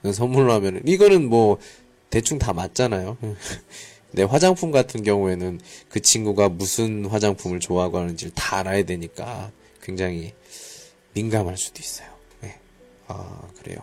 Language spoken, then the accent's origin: Korean; South Korea; now in Qingdao, China; 한국에서 왔습니다